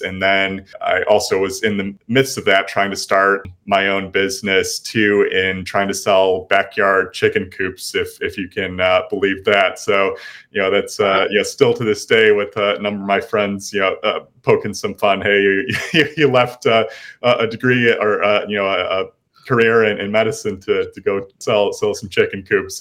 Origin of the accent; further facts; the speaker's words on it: Libertyville, Illinois, United States; moved away as an adult; now in Austin, United States; lived here for the past five years, but originally from north of Chicago